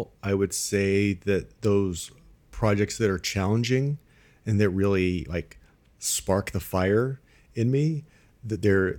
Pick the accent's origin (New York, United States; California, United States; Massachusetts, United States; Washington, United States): California, United States; now in Midwest, United States; I'm originally from Southern California, and you have this perception of the Midwest as just farms and cows and all that kind of stuff.